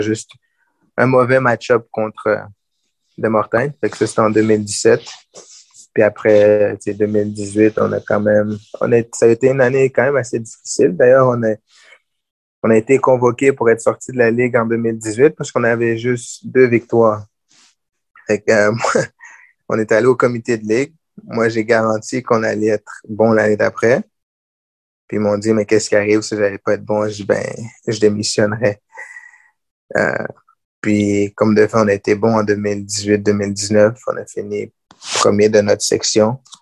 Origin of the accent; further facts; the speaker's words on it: Gatineau, Quebec, Canada; J'ai grandi à Gatineau.